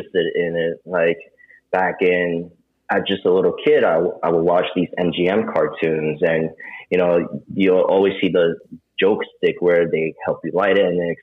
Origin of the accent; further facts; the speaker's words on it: New York City, New York, United States; I grew up, and I was growing up in Queens majority of my lifetime. Is this little cul-de-sac called College Point